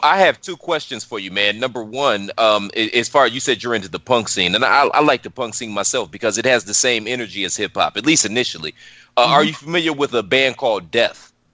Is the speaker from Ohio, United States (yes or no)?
yes; Cleveland, Ohio, United States; moved away; I'm originally from Cleveland, so we're downtown Cleveland.